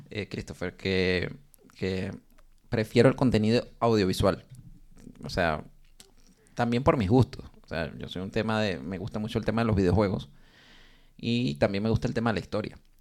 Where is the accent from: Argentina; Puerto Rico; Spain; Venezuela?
Venezuela; moved away; como somos tres venezolanos